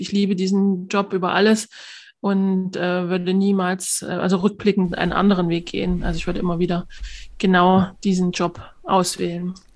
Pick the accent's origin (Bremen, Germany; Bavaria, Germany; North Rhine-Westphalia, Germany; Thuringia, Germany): Thuringia, Germany; Altenbergen; in mein Heimatdorf äh, nach Altenbergen